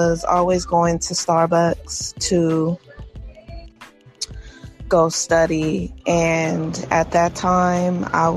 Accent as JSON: {"language": "English", "country": "United States", "said": "being African American in America, I didn't have as much opportunities as the other races"}